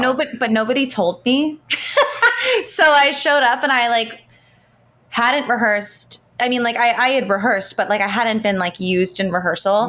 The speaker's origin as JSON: {"language": "English", "town": "Baltimore", "region": "Maryland", "country": "United States", "said": "I'm from Baltimore, Maryland"}